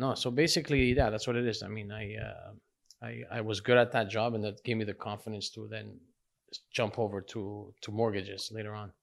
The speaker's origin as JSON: {"language": "English", "town": "Laval", "region": "Quebec", "country": "Canada", "tie": "born or raised there", "said": "I grew up in Laval, Chambéry, Laval. Yeah. Um, uh, I was pretty much grew there, grew up there my whole life."}